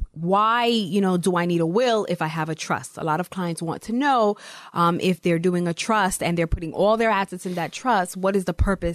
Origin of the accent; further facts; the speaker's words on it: New York City, New York, United States; moved away as an adult; also born or lived in Haiti (descent); now in Long Island, United States; I am originally from Brooklyn. I will always be a Brooklynite. Now I am on Long Island with my husband and children.